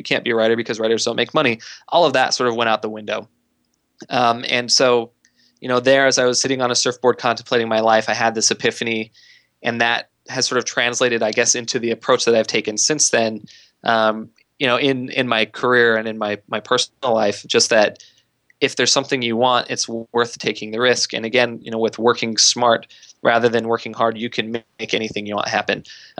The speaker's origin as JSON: {"language": "English", "region": "Idaho", "country": "United States", "tie": "born or raised there", "said": "So like I said, I grew up in Idaho. I was perfectly happy there."}